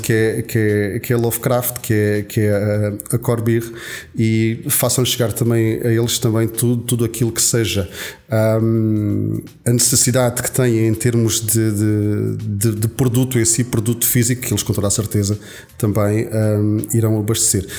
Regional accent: Alentejo, Portugal; eu, como boa alentejano

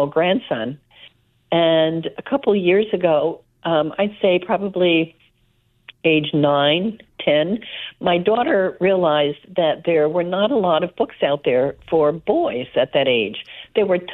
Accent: South River, New Jersey, United States; Grew up in South River, New Jersey, a little town, at least half immigrants.

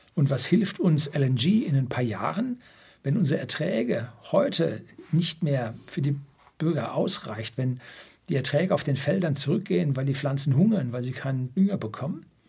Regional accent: Bavaria, Germany; bei uns in Bayern

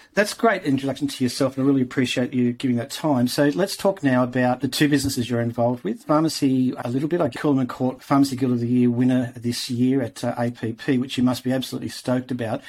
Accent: Tamworth, New South Wales, Australia; moved away; I spent a couple of years growing up in Tamworth

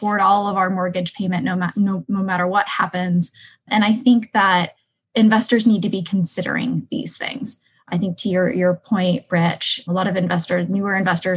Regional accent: Seattle, Washington, United States; moved away as an adult; now in Phoenix, United States; I come from Seattle, Washington, which is one of the, well, it's becoming one of the most unfriendly landlord cities

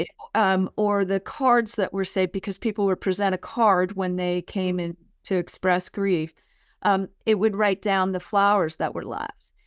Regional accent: San Mateo County, California, United States; moved away as an adult; also born or lived in San Francisco; now in Murfreesboro, United States; I grew up in San Mateo County, California

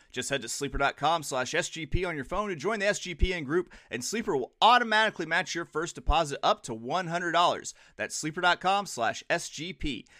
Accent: Arkansas, United States; I've lived in Arkansas my entire life

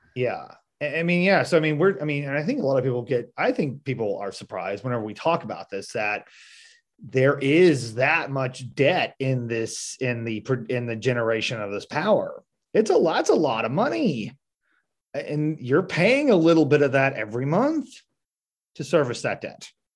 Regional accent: Marshfield, Missouri, United States; I'm from Marshfield, I'm from southwest part of the state

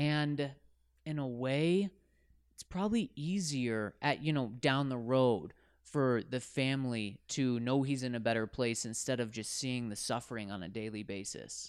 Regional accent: Denver, Colorado, United States; I was born and raised in the University of Denver area

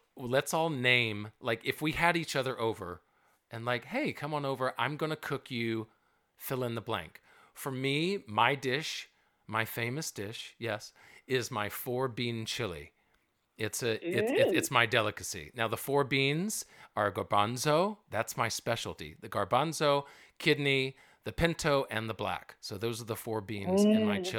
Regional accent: the South, United States; I'm from the South

